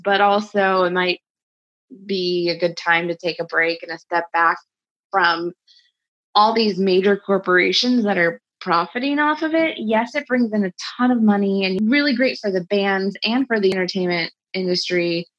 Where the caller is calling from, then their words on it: Austin, Texas, United States; I'm reporting from Austin, Texas.